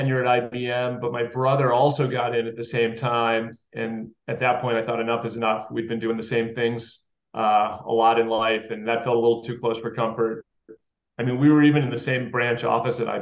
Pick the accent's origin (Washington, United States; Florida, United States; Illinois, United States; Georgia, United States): Illinois, United States; Chicago; moved away as an adult; now in Boston, United States; I grew up outside Chicago. So I'm a Midwest kid